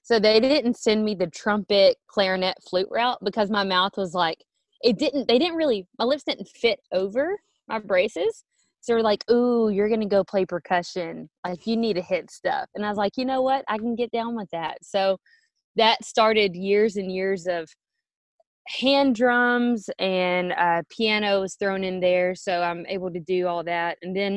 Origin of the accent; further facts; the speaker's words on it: Orange, Texas, United States; moved away as an adult; now in Atlanta, Texas, United States; I grew up in Orange, Texas, which is way down southeast, right by the Gulf of Mexico and Louisiana.